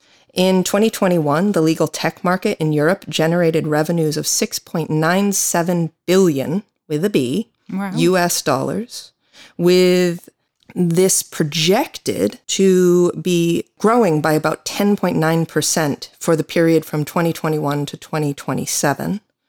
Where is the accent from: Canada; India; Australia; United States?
United States; I am an American attorney.